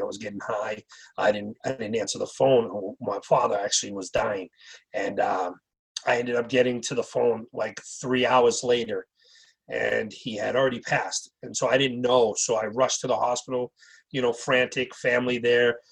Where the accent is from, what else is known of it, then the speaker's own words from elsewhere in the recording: Wareham, Massachusetts, United States; I grew up in Wareham, uh, Massachusetts, uh, as a young kid.